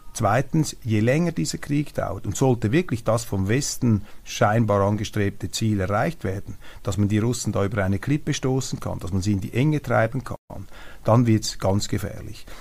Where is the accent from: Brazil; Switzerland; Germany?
Switzerland; als Schweizer